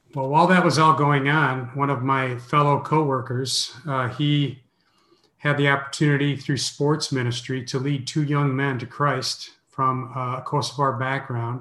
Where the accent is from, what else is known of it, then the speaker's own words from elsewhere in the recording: Minneapolis, Minnesota, United States; moved away as an adult; also born or lived in Zagreb, Croatia / Sarajevo, Bosnia and Herzegovina / Canada; now in Orlando, United States; I'm from Minneapolis